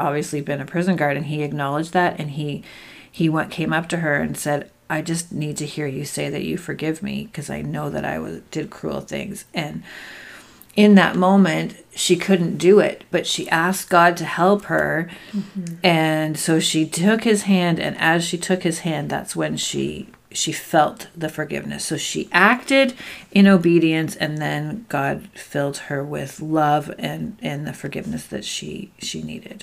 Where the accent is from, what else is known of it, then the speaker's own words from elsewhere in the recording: Canada; we're Canadian